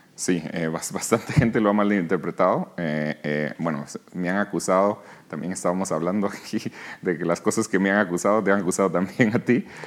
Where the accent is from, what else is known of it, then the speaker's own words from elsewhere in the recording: Guatemala; moved away; also born or lived in New York, United States; aquí nací, aquí crecí, en Guatemala